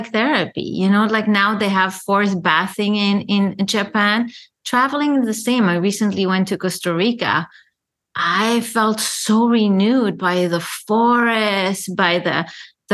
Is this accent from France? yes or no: yes; Paris, Île-de-France, France; moved away as an adult; also born or lived in Lebanon; now in New York, United States; having been born in Lebanon, growing up in Paris, I never belonged because I was more European than the Lebanese